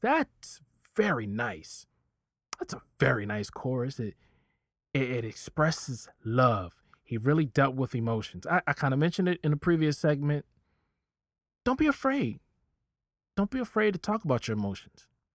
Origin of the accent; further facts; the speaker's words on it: Virginia, United States; I'm from Virginia.